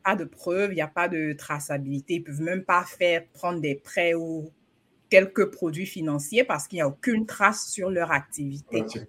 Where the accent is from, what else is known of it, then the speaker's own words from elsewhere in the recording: Côte d’Ivoire; now in United States; chez nous, en Côte d'Ivoire